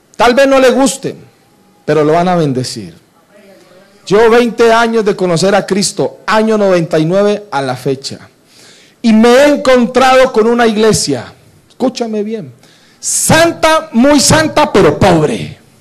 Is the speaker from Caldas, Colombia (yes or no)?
no; Cali, Valle del Cauca, Colombia; Yo debería estar en mi tierra, en Cali